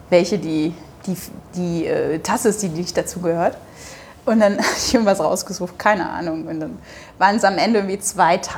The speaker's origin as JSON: {"language": "German", "region": "Hamburg", "country": "Germany", "said": "ich bin in Hamburg, ich komme aus Hamburg"}